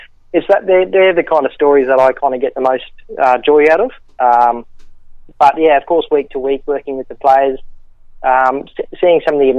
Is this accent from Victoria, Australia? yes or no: no; Brisbane, Queensland, Australia; moved away as an adult; now in Gold Coast, Australia; I grew up in Brisbane, was a big Lions supporter as a kid, spent the last 5 or 6 years on the Gold Coast.